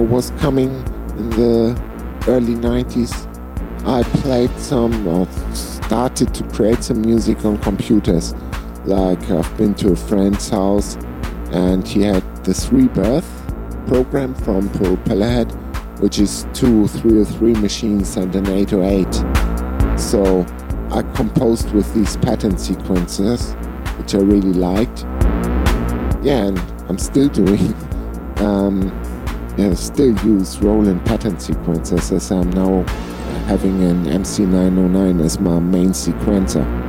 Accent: Flensburg, Schleswig-Holstein, Germany; I was singing two bands here in my hometown, Flensburg

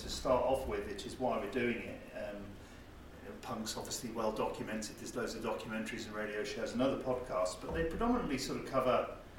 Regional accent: South Africa; also born or lived in England; now in United Kingdom; I grew up in South Africa and didn't come to the UK until 1977

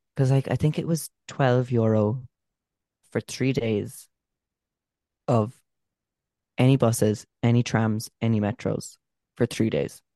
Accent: Cork, Munster, Ireland; we're from Cork.

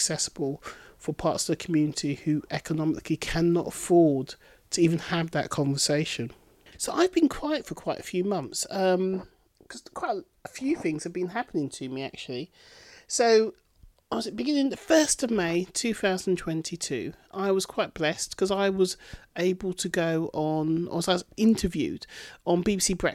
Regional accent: Bedford, East of England, United Kingdom; my hometown of Bedford

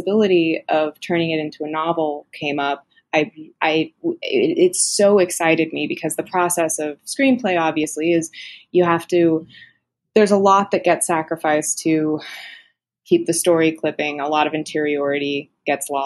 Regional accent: United States; I'm American

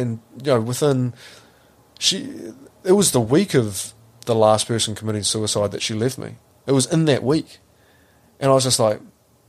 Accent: New Zealand; It's really hard as a Kiwi male to talk about it.

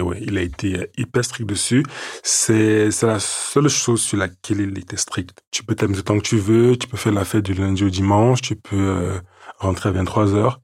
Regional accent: Yaoundé, Centre, Cameroon; now in Paris, France; Je suis né à Yaoundé, au Cameroun, le onze septembre mille neuf cent quatre-vingt-treize.

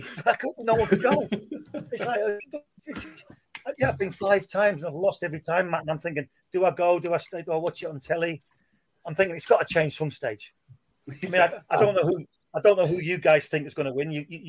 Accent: Sunderland, North East England, United Kingdom; I'm a Sunderland lad.

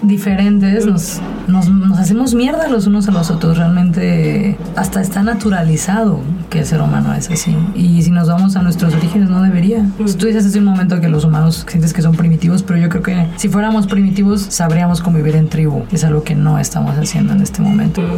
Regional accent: Mazatlán, Sinaloa, Mexico; moved away; also born or lived in León, Guanajuato; yo soy de Mazatlán, Sinaloa, y llegué a vivir a León

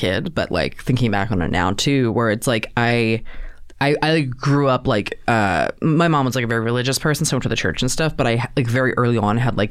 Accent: outside of Baltimore, Maryland, United States; I'm from Maryland

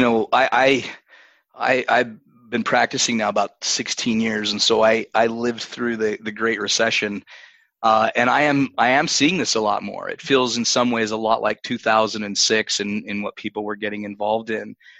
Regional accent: Utah, United States; My home state of Utah

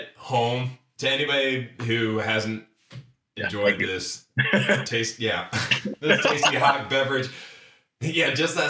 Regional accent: Dayton, Ohio, United States; also born or lived in Springfield, Ohio; I'm literally from Dayton, Ohio

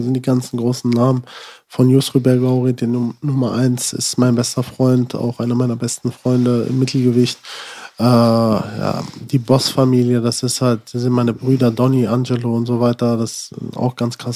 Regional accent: Sinzig, Rhineland-Palatinate, Germany; also born or lived in Frankenberg, Hesse; wir sind dann eigentlich so zur fünften Klasse damals ungefähr äh, nach Sinzig gezogen

